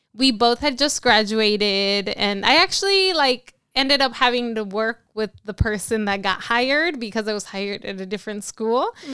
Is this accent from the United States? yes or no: yes; Los Angeles, California, United States; moved away as an adult; now in San Francisco, United States; I am originally from Los Angeles, California.